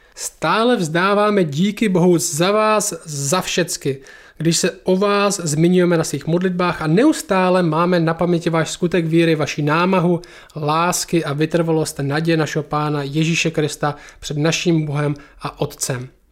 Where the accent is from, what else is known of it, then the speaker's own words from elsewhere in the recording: Czechia; my jsme Češi